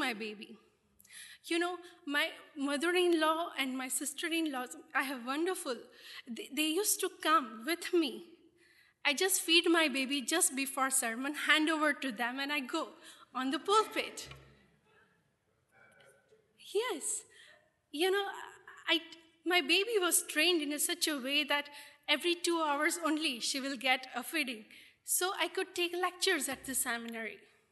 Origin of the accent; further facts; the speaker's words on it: India; as a Christians in India, though we are Indian